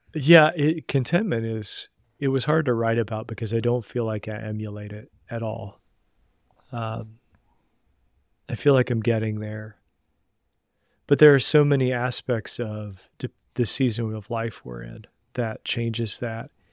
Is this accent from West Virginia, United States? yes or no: yes; Southern West Virginia, United States; I grew up in Southern West Virginia